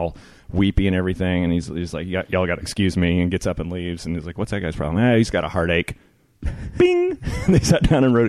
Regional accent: Memphis, Tennessee, United States; I am from Tennessee, and I grew up with a lot of this stuff

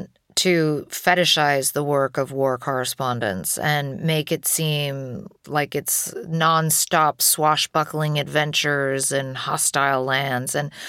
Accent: London, United Kingdom; moved away as an adult; now in United States; My mother is American. My father is British. I was born here in London, but I moved to the US when I was 2. And then I moved back to the UK when I was 8. And then I moved back to the US when I was 18.

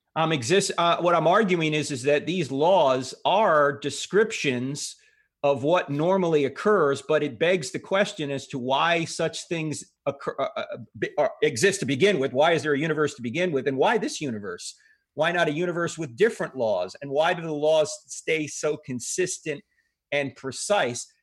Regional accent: New Jersey, United States; I grew up, uh, Catholic because I'm from New Jersey

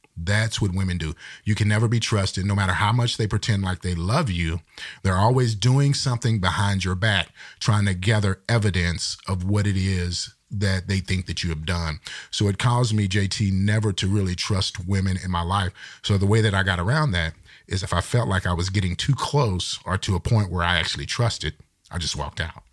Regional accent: Texas, United States; I'm from Texas

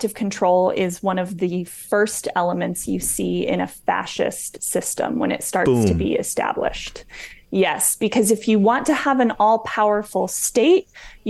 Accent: Wyoming, United States; now in New York, United States; I grew up in Wyoming, which is really close to Idaho

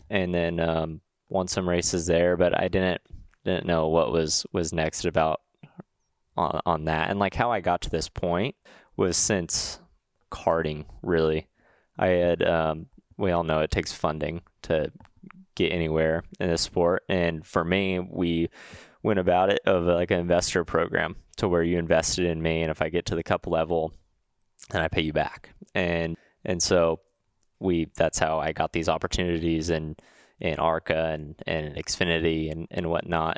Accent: Huntington Beach, California, United States; I'm from Huntington Beach, California

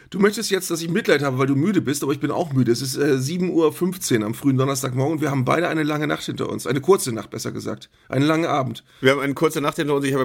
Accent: Bremen, Germany; Als Bremer geht das.

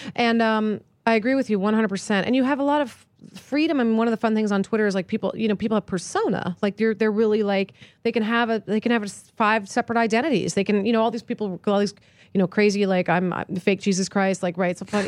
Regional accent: East Coast, United States; moved away; I grew up on the East Coast

